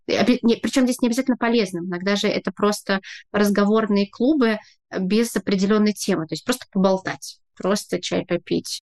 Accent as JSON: {"language": "Russian", "region": "Saint Petersburg", "country": "Russia", "moved": "as an adult", "lives_now": "Tbilisi, Georgia", "said": "я из Петербурга"}